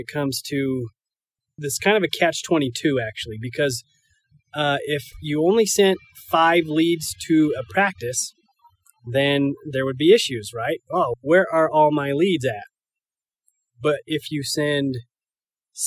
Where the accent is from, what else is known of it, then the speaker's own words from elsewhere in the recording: Iona, Idaho, United States; moved away; I'm up in my hometown of Iona, Idaho.